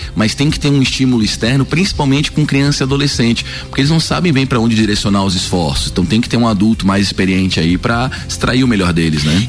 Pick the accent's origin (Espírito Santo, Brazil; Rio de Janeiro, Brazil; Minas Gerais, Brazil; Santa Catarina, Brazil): Santa Catarina, Brazil; Florianópolis; moved away as an adult; now in Lages, Brazil; eu sou natural de Florianópolis